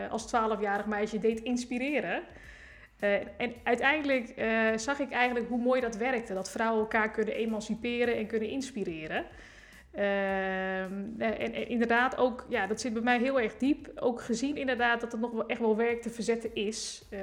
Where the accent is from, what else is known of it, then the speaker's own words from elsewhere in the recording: Rotterdam, South Holland, Netherlands; eigenlijk uit Rotterdam-Zuid. Ik woon nu in de Esch.